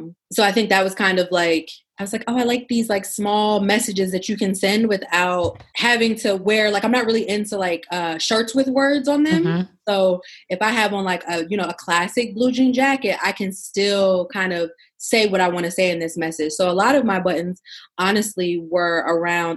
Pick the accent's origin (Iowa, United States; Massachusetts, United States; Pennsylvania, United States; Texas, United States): Pennsylvania, United States; Pittsburgh; moved away as an adult; also born or lived in Abu Dhabi / Houston; now in Washington, DC, United States; I was born and raised in Pittsburgh. I live in DC now.